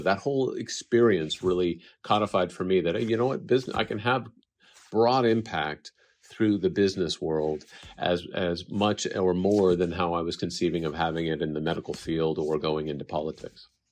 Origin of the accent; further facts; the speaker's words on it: Bay Area, California, United States; also born or lived in Japan; growing up in the Bay Area